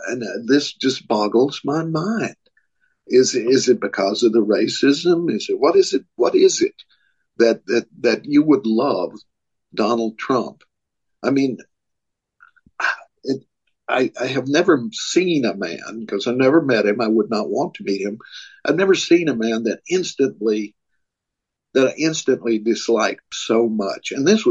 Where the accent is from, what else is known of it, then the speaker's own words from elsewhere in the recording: Tennessee, United States; I was born in Tennessee